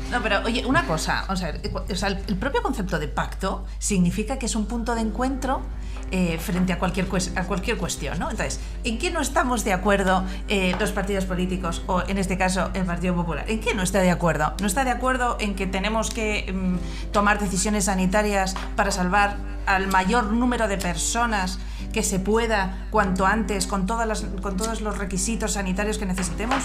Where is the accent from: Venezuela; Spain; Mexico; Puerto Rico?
Spain; somos los españoles tremendamente viscerales